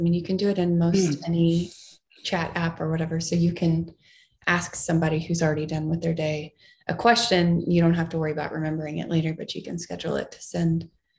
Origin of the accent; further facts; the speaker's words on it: United States; first language English; as an American and as a native English speaker